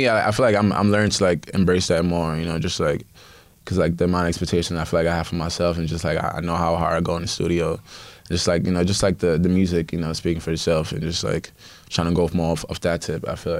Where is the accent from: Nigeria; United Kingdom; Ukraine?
Nigeria; being not African, being Nigerian first, but also being African overall